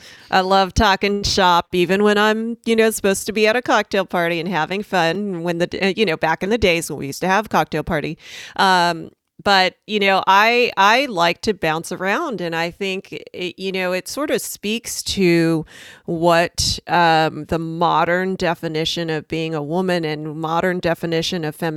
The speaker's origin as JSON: {"language": "English", "region": "California", "country": "United States", "tie": "born or raised there", "lives_now": "Portland, United States", "said": "You know, I grew up on the West Coast in Southern California, and traveled all the way to Philly for medical school, then down to Richmond, Virginia for training."}